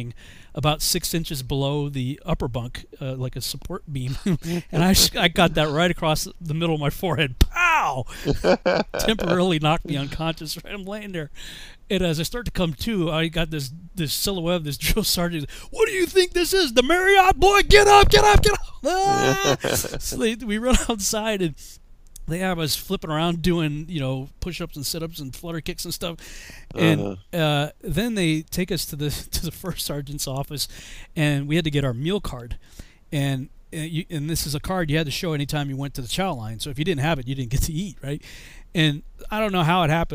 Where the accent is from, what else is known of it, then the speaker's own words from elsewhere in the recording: Massachusetts, United States; moved away as an adult; I'm from Massachusetts